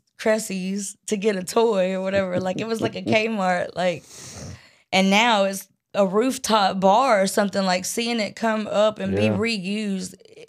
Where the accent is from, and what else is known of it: Brunswick, Georgia, United States; born or raised there